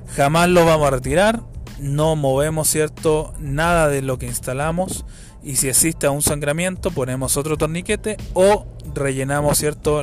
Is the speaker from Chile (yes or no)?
yes; Chile; acá en mi país, en Chile